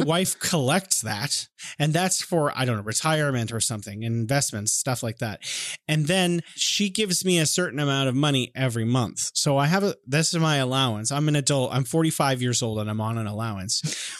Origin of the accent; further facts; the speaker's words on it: California, United States; moved away; I'm from California